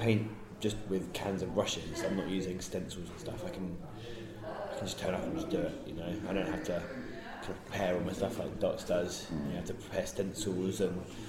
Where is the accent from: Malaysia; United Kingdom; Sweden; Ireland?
United Kingdom; Bristol, South West England; I'm from Bristol.